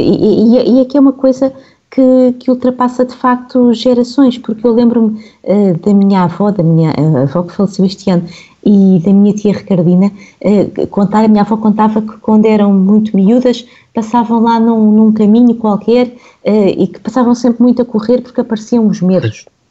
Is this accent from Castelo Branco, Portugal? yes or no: no; Lisbon, Portugal; cresci aqui em Lisboa